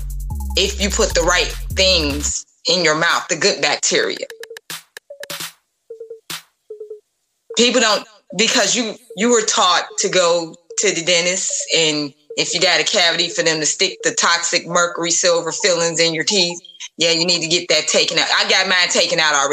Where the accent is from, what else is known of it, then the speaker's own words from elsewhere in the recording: Chicago, Illinois, United States; I grew up on the South Side and some parts of the North Side